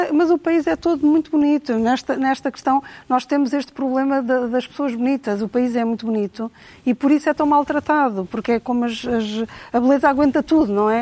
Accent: Cascais, Lisbon, Portugal; also born or lived in Trás-os-Montes; now in Lisbon, Portugal; eu cresci em Cascais

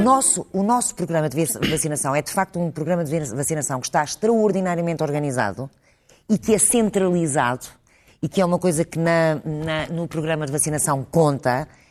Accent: Portugal; nós temos que nos orgulhar todos como portugueses

